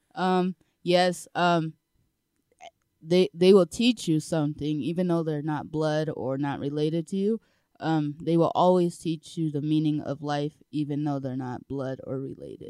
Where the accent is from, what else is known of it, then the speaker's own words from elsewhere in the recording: Colorado Springs, Colorado, United States; I was born in Colorado Springs